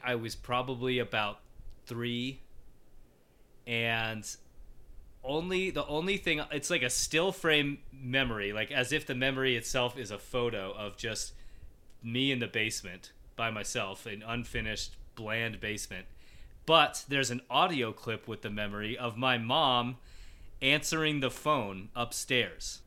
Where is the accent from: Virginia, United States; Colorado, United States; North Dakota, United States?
Colorado, United States; I grew up in Colorado, and it's basically been my my life since I was a little kid.